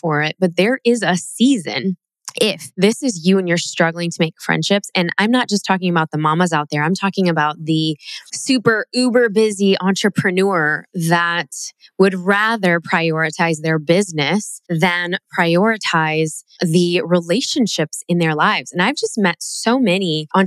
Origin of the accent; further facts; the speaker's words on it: Chicago, Illinois, United States; growing up in Chicago